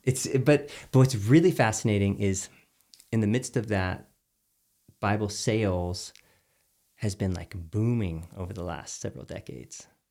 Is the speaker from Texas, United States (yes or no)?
yes; Houston, Texas, United States; I grew up in Texas